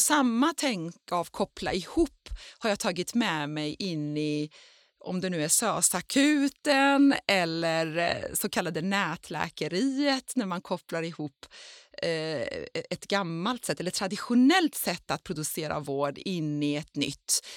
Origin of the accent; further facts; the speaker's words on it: Iran; now in Sweden; jag som är född i Iran och bor i Sverige